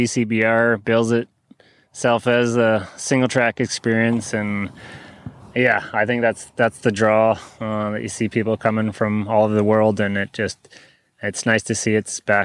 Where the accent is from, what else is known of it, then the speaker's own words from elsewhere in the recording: Comox Valley, British Columbia, Canada; I grew up in the Comox Valley